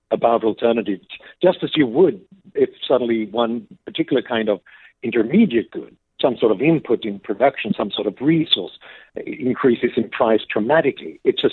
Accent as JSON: {"language": "English", "country": "Sweden", "tie": "born or raised there", "said": "I grew up in Sweden in the 70s and 80s."}